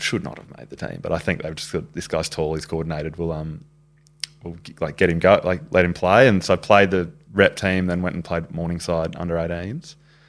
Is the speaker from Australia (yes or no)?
yes; Brisbane, Queensland, Australia; born or raised there